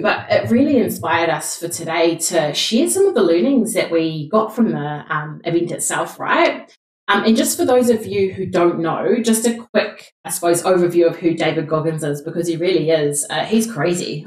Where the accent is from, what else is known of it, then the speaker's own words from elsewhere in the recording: New Zealand; We're two Kiwi girls